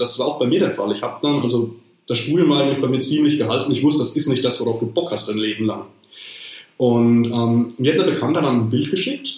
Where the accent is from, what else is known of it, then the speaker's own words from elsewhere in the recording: Rhön, Bavaria, Germany; in meinem Heimatort